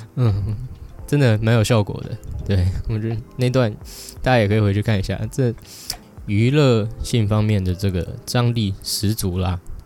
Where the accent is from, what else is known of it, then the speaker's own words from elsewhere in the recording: Taiwan; 我们在台湾一出生，像我一出生的时候就有健保